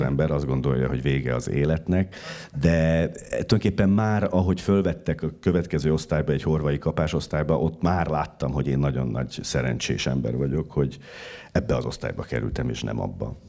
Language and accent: Hungarian; Szombathely, Vas, Hungary; now in Budapest, Hungary; bekerülsz a vidéki városban, Szombathelyen, ahol születtem